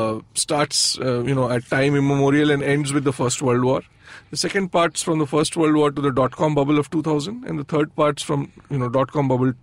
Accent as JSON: {"language": "English", "region": "Bihar", "country": "India", "tie": "born or raised there", "moved": "yes", "said": "I grew up in Lalu's Bihar."}